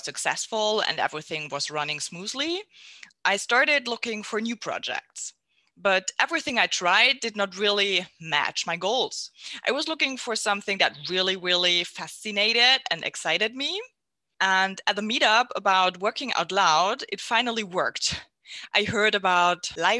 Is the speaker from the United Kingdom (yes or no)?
no; Southern Germany, Germany; also born or lived in near Düsseldorf; now in Mönchengladbach, Germany; I'm from Germany, born and raised in the south, and now I'm living near Düsseldorf.